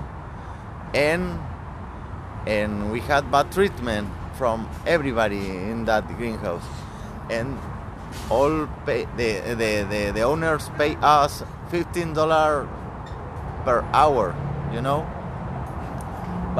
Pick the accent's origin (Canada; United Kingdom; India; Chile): Chile; English is a second language; moved away as an adult; also born or lived in Covelo, California; now in United States; I come from Chile. I come to USA looking for some job opportunity